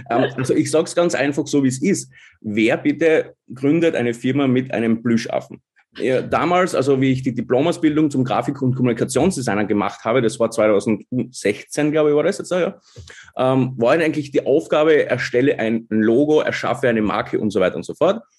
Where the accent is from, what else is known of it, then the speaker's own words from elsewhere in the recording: Styria, Austria; born there; bin gebürtiger Obersteirer, wohne aber jetzt seit vier Jahren in wunderschönen Kärnten